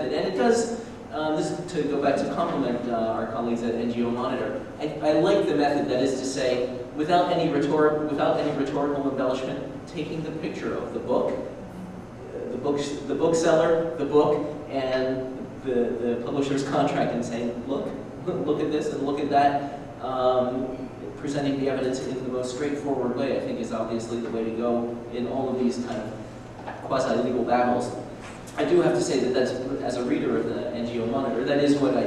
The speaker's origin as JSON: {"language": "English", "country": "Canada", "said": "I'm a Canadian, not a German"}